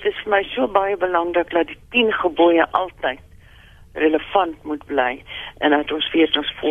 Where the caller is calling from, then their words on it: Pretoria, Gauteng, South Africa; Ja, dit is … ek is van Pretoria, ek is 81 jaar oud.